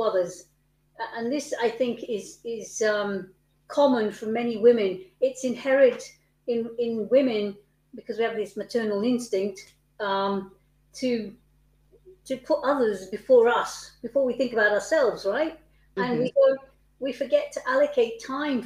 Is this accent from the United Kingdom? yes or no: yes; United Kingdom; I'm British